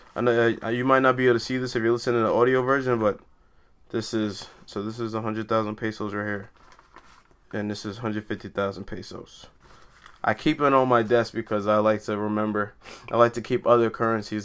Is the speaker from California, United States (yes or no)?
no; New York City, New York, United States; also born or lived in Brooklyn; I was raised in Queens, but I like to consider myself a New Yorker